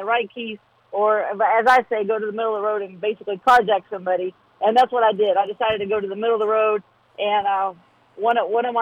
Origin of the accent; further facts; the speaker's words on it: Southern West Virginia, United States; I'm from Southern West Virginia. My town has 500 people